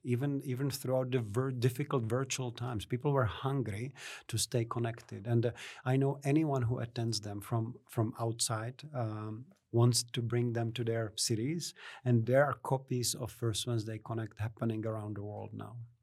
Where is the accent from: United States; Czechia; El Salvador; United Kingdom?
Czechia; moved away as an adult; also born or lived in Hamilton, New Zealand; now in Canberra, Australia; from the Czech Republic, where I'm originally from. I was born in Czechoslovakia.